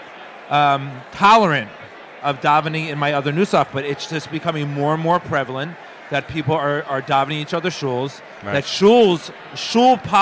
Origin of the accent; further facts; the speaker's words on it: Cherry Hill, New Jersey, United States; moved away as an adult; also born or lived in Philadelphia; Cherry Hill my whole life